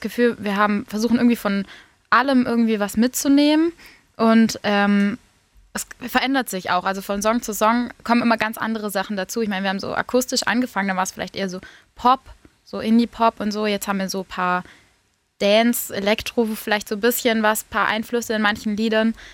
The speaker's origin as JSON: {"language": "German", "town": "Tübingen", "region": "Baden-Württemberg", "country": "Germany", "said": "ich komme aus Tübingen"}